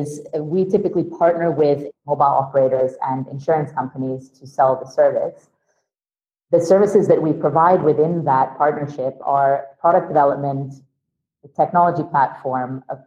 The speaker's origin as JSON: {"language": "English", "country": "Sweden", "also_born_or_lived": "London", "moved": "yes", "said": "I'm originally from Sweden"}